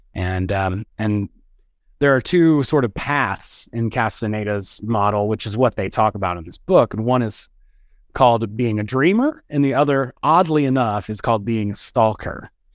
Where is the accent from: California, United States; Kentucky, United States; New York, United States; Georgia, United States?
Georgia, United States; West; also born or lived in Athens, Georgia; I'm from the South. I'm from, like, West Georgia, you know, kind of a redneck